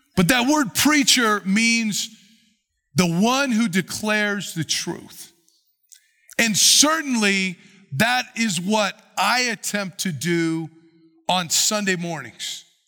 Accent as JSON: {"language": "English", "country": "United States", "said": "we as American Christians"}